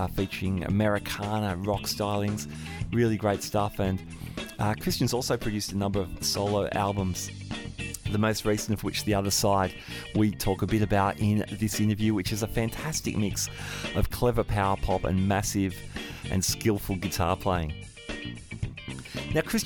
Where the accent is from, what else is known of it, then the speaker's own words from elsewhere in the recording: Sydney, New South Wales, Australia; I'm a local. This is my hometown